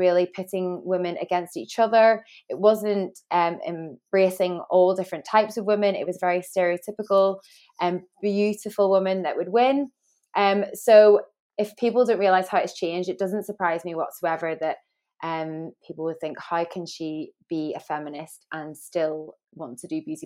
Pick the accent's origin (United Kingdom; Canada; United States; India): United Kingdom; Northern Ireland; moved away as an adult; now in England, United Kingdom; I grew up in Northern Ireland with two mums